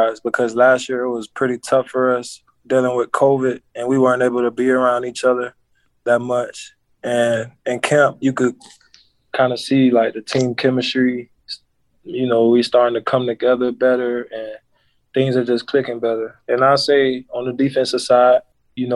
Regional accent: Tampa, Florida, United States; I'm from Tampa, Florida. I went to Hillsborough High School

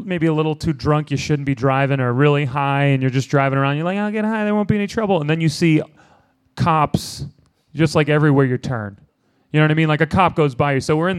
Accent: Boston, Massachusetts, United States; born or raised there

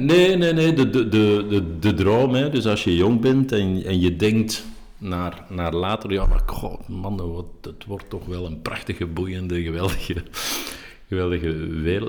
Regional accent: Schoten, Flanders, Belgium; in Schoten, dus mijn geboortedorp

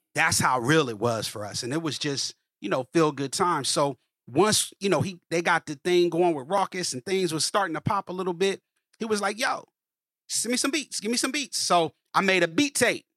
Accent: Columbus, Ohio, United States; also born or lived in Cincinnati, Ohio; I'm originally from Columbus, Ohio, man, um, born and raised

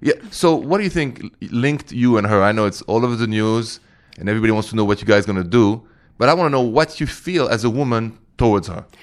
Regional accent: Paris, Île-de-France, France; I'm from Paris

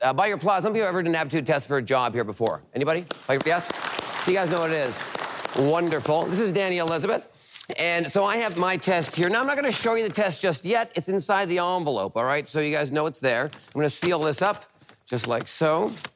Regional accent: Vancouver, British Columbia, Canada; also born or lived in Tennessee; now in United States; I'm originally from Vancouver, Canada. I've been here for about 20 years now.

